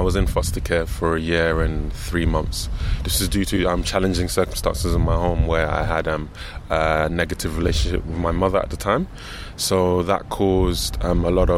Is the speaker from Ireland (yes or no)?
no; London, United Kingdom; I was raised in London